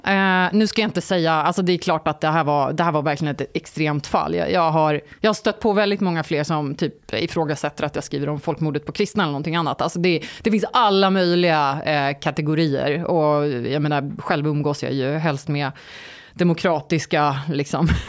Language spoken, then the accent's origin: Swedish; Sweden; ja, jag är från Sverige, men som ni ser så är jag inte blond och blåögd. Alla bara ha ha ha. Och så eh, säger jag då att jag är halvkurd och halvturk.